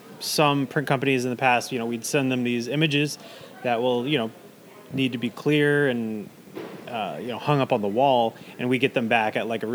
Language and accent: English; Florida, United States; moved away as an adult; now in Camano Island, United States; I was born in mid-Florida. So right in the center, like an hour away from Orlando and Tampa.